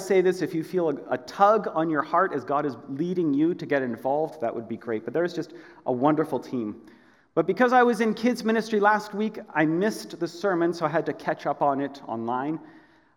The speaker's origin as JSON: {"language": "English", "town": "Edmonton", "region": "Alberta", "country": "Canada", "tie": "born or raised there", "also_born_or_lived": "Korea", "moved": "as an adult", "lives_now": "Aldergrove, Canada", "said": "I grew up in Edmonton"}